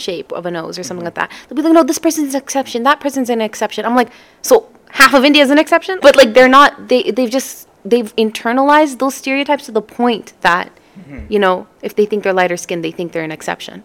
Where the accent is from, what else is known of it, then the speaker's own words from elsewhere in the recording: Canada; growing up in Canada